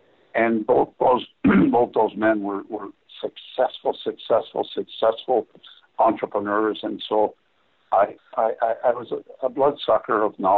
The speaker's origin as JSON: {"language": "English", "town": "Toronto", "region": "Ontario", "country": "Canada", "tie": "born or raised there", "said": "Harry, I grew up in Toronto, I'm a Maple Leafs fan."}